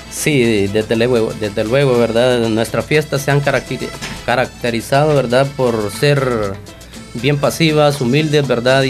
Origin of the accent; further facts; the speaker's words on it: Pasaquina, La Unión, El Salvador; las fiestas patronales de nuestra comunidad del Polvo